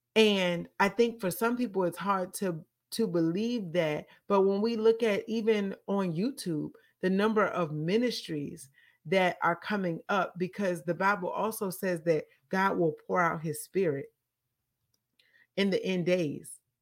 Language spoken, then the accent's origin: English; Petersburg, United States; the church in Petersburg where I grew up